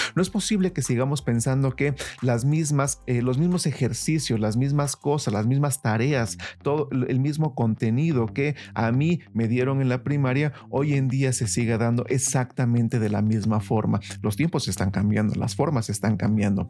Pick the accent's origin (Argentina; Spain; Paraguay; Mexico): Mexico; nosotros como mexicanos